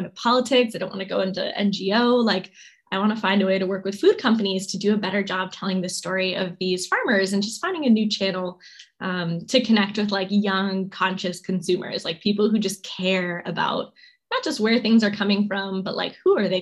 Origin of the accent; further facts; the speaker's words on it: New York, United States; also born or lived in California; We moved from California to New York when I was a kid